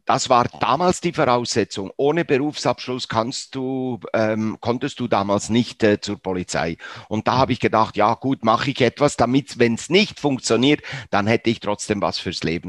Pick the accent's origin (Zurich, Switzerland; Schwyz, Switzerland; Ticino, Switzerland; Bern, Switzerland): Bern, Switzerland; aufgewachsen, wie gesagt, in Bern, 1954 das Wunder von Bern. Ich bin ungefähr 200 Meter von diesem Ort aufgewachsen.